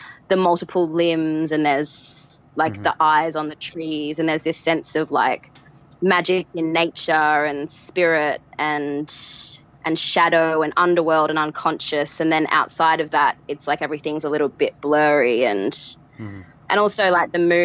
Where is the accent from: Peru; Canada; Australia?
Australia; now in Perth, Australia; I grew up in Australia, so I was kind of disconnected from the culture there